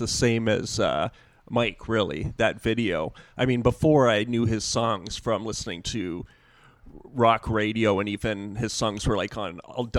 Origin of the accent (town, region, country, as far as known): Pickering, Ontario, Canada; born or raised there